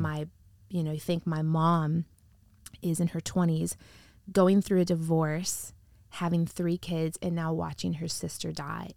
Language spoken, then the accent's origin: English; Wheatfield, Indiana, United States; now in Sacramento, United States; I grew up in the Midwest, in a really small town in, uh, Northwest Indiana.